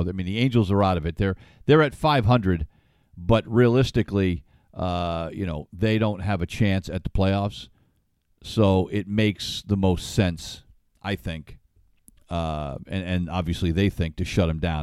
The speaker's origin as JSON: {"language": "English", "town": "Ledyard", "region": "Connecticut", "country": "United States", "tie": "born or raised there", "said": "It's a little cow town. That's where I grew up."}